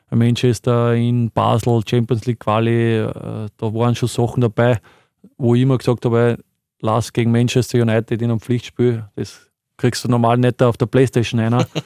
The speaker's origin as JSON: {"language": "German", "town": "Linz", "region": "Upper Austria", "country": "Austria", "said": "für mich als, als Oberösterreicher, Linzer, äh, schon ewig beim Verein, auch da alles miterlebt eigentlich, Nachwuchs, Akademie, äh, Regionalliga-Zeit."}